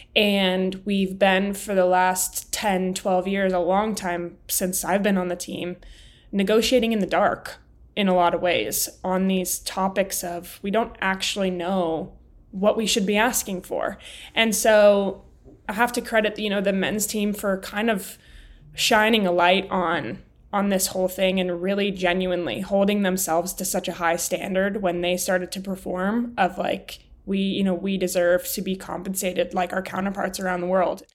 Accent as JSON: {"language": "English", "town": "Highlands Ranch", "region": "Colorado", "country": "United States", "tie": "born or raised there", "said": "born and raised in Colorado"}